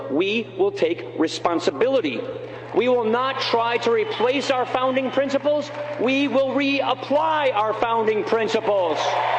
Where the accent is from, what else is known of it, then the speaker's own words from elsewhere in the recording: Janesville, Wisconsin, United States; My home state voted for President Obama. When he talked about change, many people liked the sound of it, especially in Janesville, where we were about to lose a major factory. A lot of guys I went to high school with worked at that GM plant.